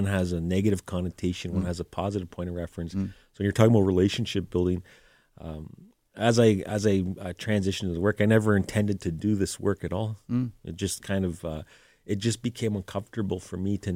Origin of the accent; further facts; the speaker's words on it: Moosonee, Ontario, Canada; where I'm originally from is James Bay, Ontario. So my parents, one thing that considers with my family roots, I'm from Moosonee and Moose Factory